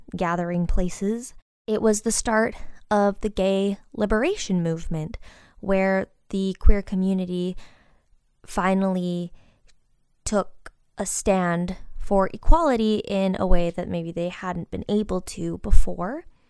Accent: Midwest, United States; Growing up in the Midwest, I definitely didn't have an education that focused on this community

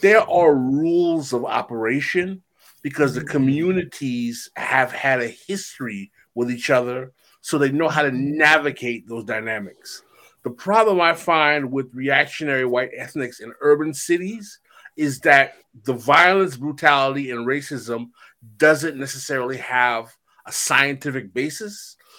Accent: New York, United States; moved away; also born or lived in the South / Missouri; as someone who grew up in New York

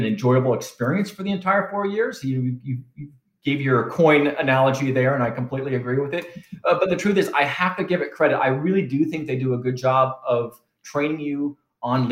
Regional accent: Southern California, United States; moved away as an adult; I was from Southern California, where I was from

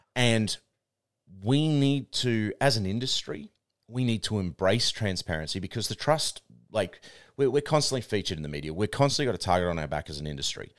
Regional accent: New Zealand; now in Australia; I'm Aussie born, but my, my parents were Kiwi, so I grew up in New Zealand

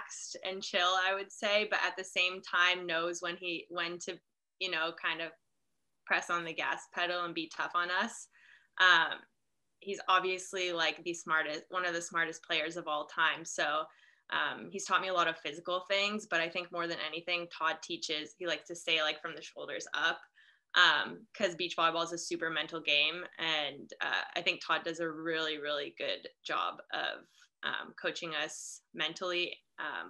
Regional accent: Canada; moved away as an adult; I'm from Canada

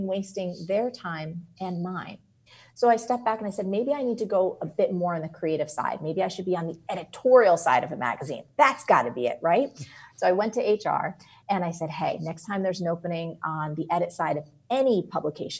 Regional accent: New Jersey, United States; I'm from New Jersey

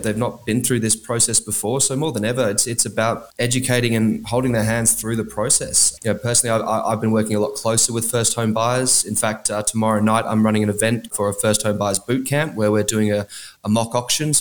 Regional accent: Canberra, Australian Capital Territory, Australia; Western Creek, it's actually my hometown where I grew up

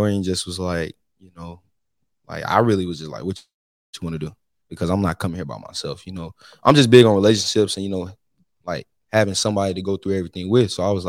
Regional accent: Mississippi, United States; moved away as an adult; now in New Orleans, United States; growing up in Mississippi

